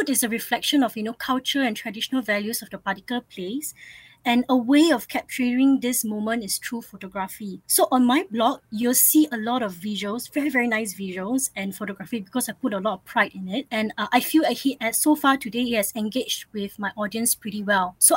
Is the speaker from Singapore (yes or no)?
yes; Singapore; I grew up in Singapore, but ever since I was a little kid, I lived in multiple cities